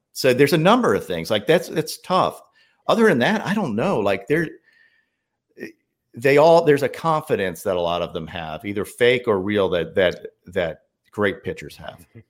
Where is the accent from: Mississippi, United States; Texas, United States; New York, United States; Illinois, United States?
New York, United States; moved away; also born or lived in Chapel Hill, North Carolina; I grew up in New York. Like I had to teach myself a Southern accent too